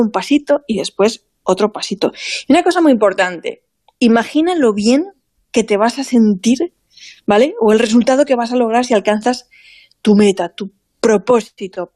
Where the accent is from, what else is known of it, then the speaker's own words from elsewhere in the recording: Vinalopó, Valencian Community, Spain; en mi pueblo